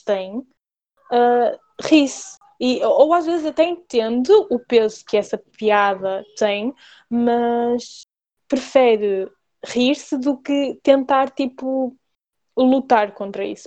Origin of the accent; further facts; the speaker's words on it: Portugal; eu nasci em Portugal